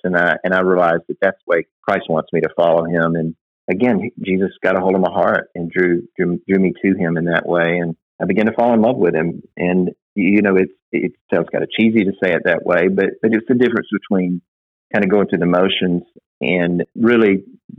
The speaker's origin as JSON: {"language": "English", "town": "Florence", "region": "Alabama", "country": "United States", "tie": "born or raised there", "said": "North Alabama, or as we call it, UNA, was in my hometown."}